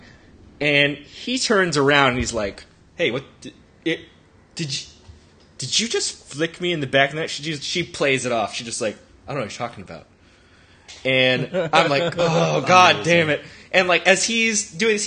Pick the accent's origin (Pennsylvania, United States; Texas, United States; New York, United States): Texas, United States; moved away; I'm from Texas